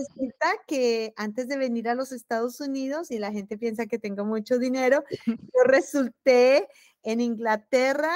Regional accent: Bogotá, Colombia; moved away as an adult; also born or lived in Europe; now in Terre Haute, United States; yo soy muy orgullosa de ser bogotana

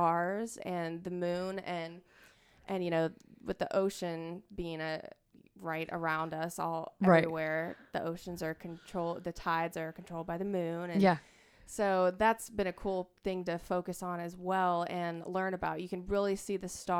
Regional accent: Hilton Head Island, South Carolina, United States; I grew up in Sea Pines

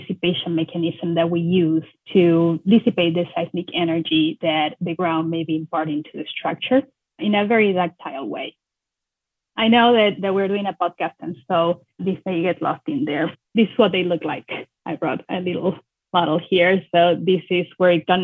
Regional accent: Argentina; moved away as an adult; also born or lived in Buenos Aires / Oregon; now in United States; I am born and raised in Argentina.

